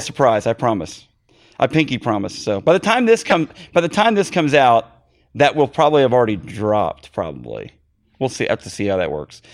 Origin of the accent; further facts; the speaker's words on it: Missouri, United States; I'm in Missouri, and we're, I'm from Missouri